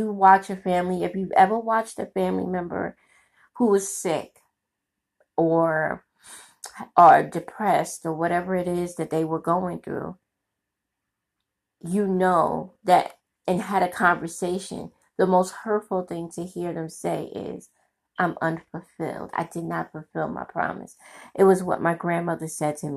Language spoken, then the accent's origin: English; New York City, New York, United States; my community and growing up in Brooklyn